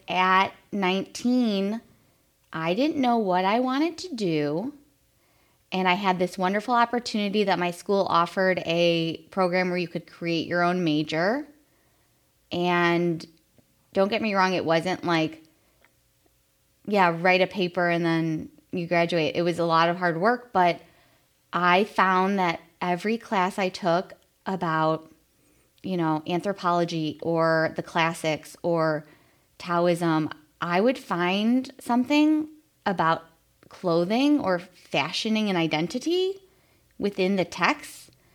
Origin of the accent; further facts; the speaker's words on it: Chicago, Illinois, United States; a little Irish Catholic girl growing up in Chicago